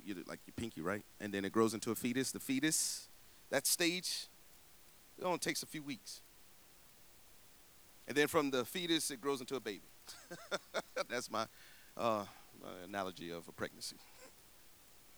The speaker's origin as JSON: {"language": "English", "town": "Tallahassee", "region": "Florida", "country": "United States", "moved": "yes", "said": "I'm from Tallahassee, Florida"}